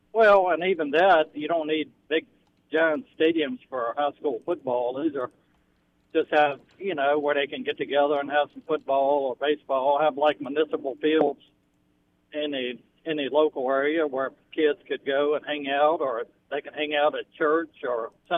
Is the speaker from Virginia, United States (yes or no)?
yes; Naruna, Virginia, United States; I grew up in Naruna